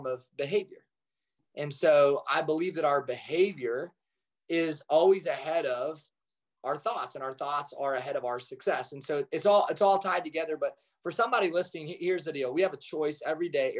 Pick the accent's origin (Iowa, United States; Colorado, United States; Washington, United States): Iowa, United States; Kalona; I grew up in Kelowna, Iowa, which is the largest Amish community west of the Mississippi.